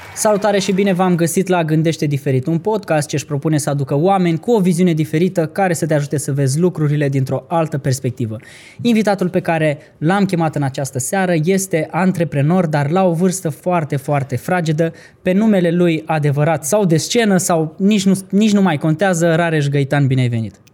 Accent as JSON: {"language": "Romanian", "town": "Vaslui", "region": "Vaslui County", "country": "Romania", "said": "eu sunt din Vasul"}